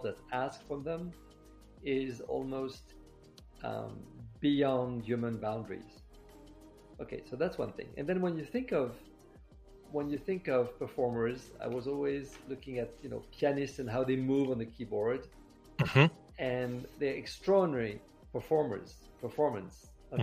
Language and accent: English; Paris, Île-de-France, France; moved away as an adult; also born or lived in New York; now in Los Angeles, United States; I was born in Paris, grew up in France. I moved to the United States about 25 years ago, first 10 years in New York and the past 15 years in Los Angeles